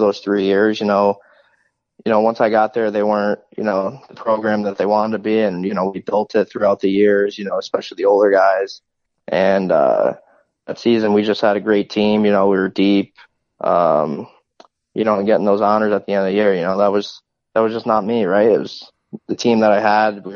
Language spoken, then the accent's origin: English; Connecticut, United States; moved away; my hometown, you know, close to home.